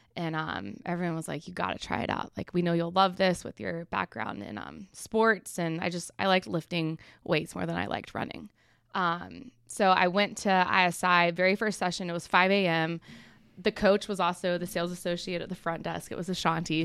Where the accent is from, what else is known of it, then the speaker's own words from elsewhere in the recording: Charlotte, North Carolina, United States; also born or lived in Atlanta, Georgia; I'm originally from Atlanta, but I grew up most of my life in Charlotte. So Charlotte's really all I remember.